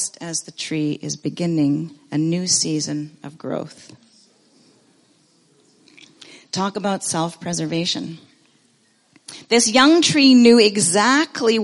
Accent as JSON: {"language": "English", "country": "Canada", "tie": "born or raised there", "also_born_or_lived": "Ontario / British Columbia / Nairobi, Kenya", "moved": "as an adult", "lives_now": "Abbotsford, Canada", "said": "growing up in Ontario or in BC"}